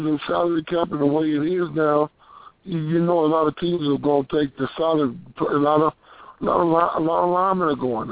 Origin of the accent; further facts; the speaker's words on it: Arkansas, United States; I'm from Arkansas.